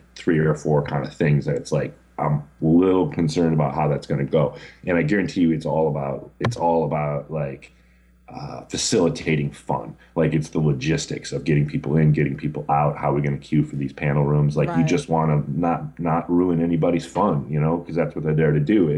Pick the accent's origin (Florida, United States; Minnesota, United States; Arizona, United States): Minnesota, United States; Twin Cities; I grew up in the Twin Cities